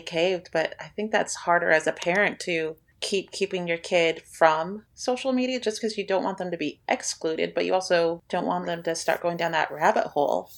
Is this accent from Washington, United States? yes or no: yes; Spokane, Washington, United States; I'm from Spokane, Washington, and I was 17 when we met Chris